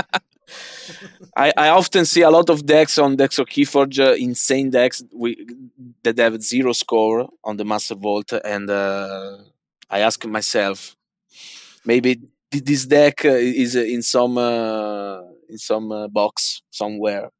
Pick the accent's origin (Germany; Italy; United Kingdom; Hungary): Italy; English is a second language; I'm from Italy